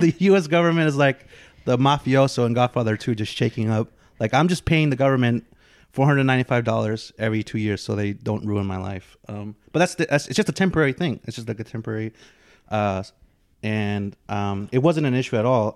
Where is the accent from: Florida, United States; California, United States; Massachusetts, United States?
California, United States; the Bay Area; I grew up in the Bay